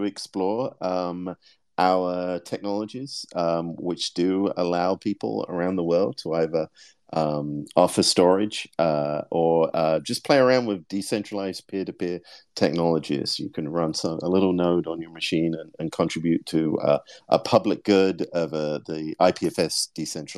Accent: United Kingdom; I'm British

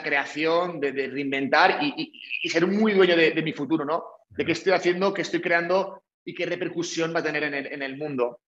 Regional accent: Valencian Community, Spain; moved away as an adult; soy valenciano de, nacimiento, bueno, valenciano de nacimiento y de todo.

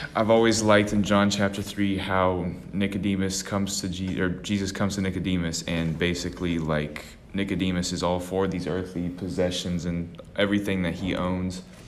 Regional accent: Austin, Texas, United States; I always grew up in a small little part of Austin, Texas

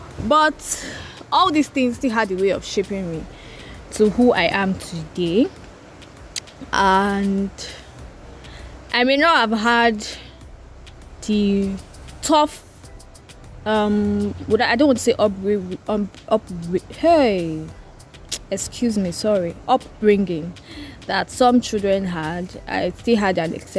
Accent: Port Harcourt, Rivers State, Nigeria; also born or lived in Oyo State / Ile-Ife; I live in River State, Port Harcourt

